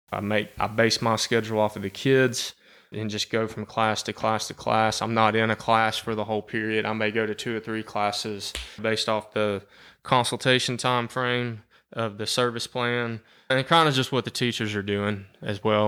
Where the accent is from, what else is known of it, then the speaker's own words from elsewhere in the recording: Cherokee County, Georgia, United States; I'm from Cherokee County. I've lived here my entire life